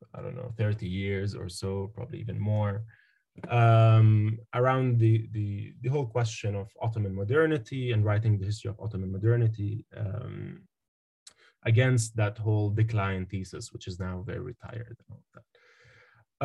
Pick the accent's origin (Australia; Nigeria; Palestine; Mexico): Palestine; Jerusalem; moved away as an adult; also born or lived in Ramallah / United Kingdom; now in United States; I was born in Jerusalem, actually, uh, but um, I hold the West Bank ID.